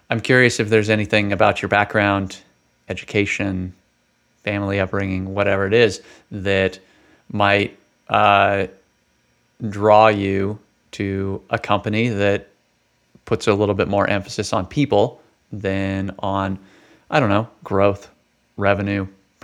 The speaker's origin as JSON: {"language": "English", "region": "West Coast", "country": "United States", "lives_now": "St. Louis, United States", "said": "So, you all know I came from the West Coast, so I've been in St. Louis now for about 3 years."}